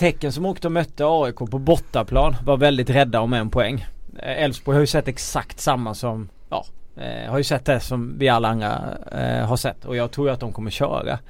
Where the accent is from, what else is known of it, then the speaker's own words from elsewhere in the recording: Småland, Sweden; som smålänning